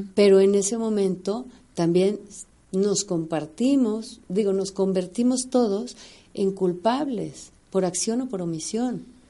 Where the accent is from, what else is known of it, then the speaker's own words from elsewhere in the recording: Mexico; todas somos mexicanas